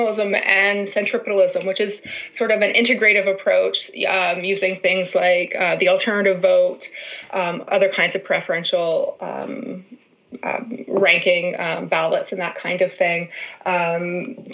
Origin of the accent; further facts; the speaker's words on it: Ontario, Canada; moved away as an adult; now in Manitoba, Canada; I went to a small liberal arts college in my hometown in Ontario